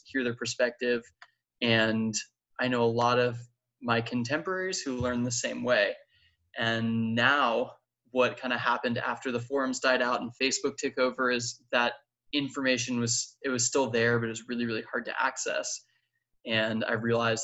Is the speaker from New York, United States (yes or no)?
yes; Long Island, New York, United States; I grew up on Long Island outside of New York City